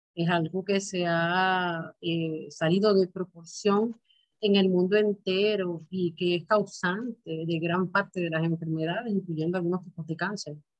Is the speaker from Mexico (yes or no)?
no; Puerto Rico; es algo ya de nosotros como puertorriqueños